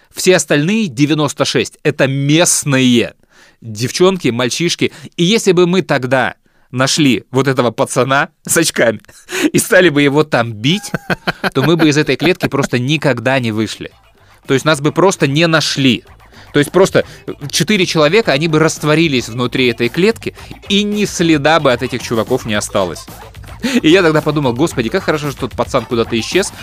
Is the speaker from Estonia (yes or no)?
no; Chișinău, Moldova; Мы приезжали из Кишинева в Одессу